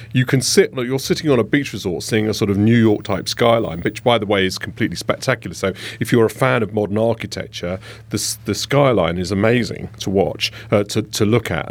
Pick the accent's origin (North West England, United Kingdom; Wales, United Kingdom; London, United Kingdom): London, United Kingdom; I'm a Londoner